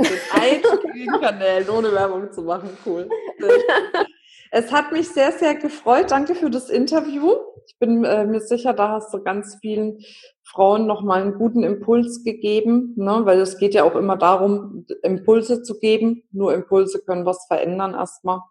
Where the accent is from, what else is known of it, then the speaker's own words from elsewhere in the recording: Franconia, Bavaria, Germany; ich bin Fränkin. Wir haben ständig Wörter, die wir benutzen, die es eigentlich gar nicht gibt